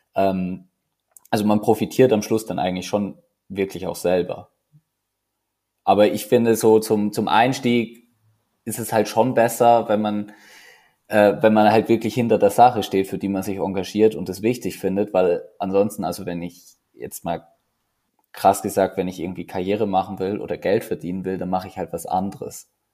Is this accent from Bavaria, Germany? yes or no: yes; Neumarkt in der Oberpfalz, Bavaria, Germany; moved away as an adult; now in Zürich, Switzerland; die Sektion Neumarkt, wo ich aufgewachsen bin